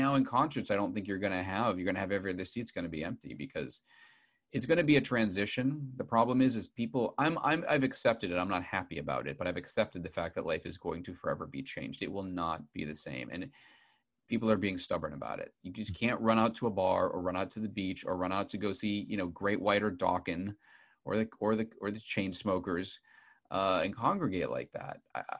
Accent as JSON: {"language": "English", "town": "Boston", "region": "Massachusetts", "country": "United States", "tie": "born or raised there", "said": "I grew up outside of Boston, and people in America don't like to talk about class distinctions."}